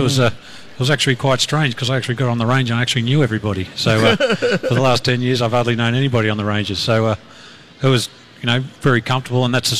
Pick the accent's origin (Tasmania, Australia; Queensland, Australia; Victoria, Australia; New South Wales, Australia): New South Wales, Australia; Sydney; Yes, well, yes. Yeah. We're far more educated in Sydney.